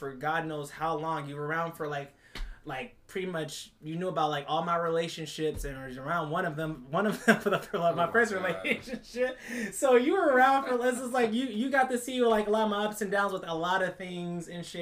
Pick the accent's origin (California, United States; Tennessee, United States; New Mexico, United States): California, United States; Oakland; We're from the hood part. We're from the East Oakland.